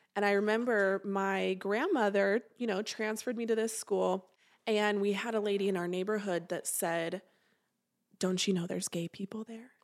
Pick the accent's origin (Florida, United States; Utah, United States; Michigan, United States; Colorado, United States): Utah, United States; St. George; I grew up down in Saint George, Utah.